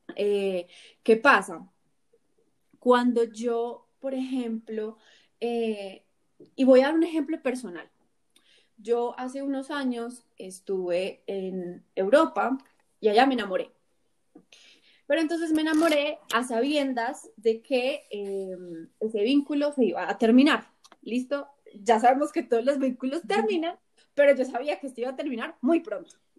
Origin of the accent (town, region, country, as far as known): Colombia